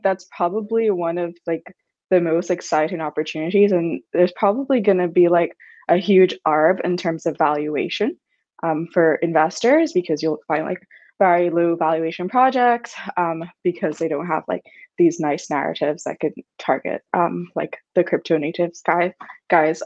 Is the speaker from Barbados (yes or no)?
yes; Barbados; I'm from Barbados, like a very emergent region